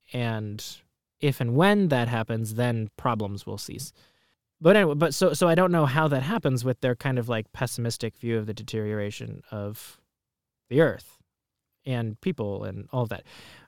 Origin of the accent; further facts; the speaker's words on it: Palestine; just from growing up in Palestine and just the way that my family lived in the Middle East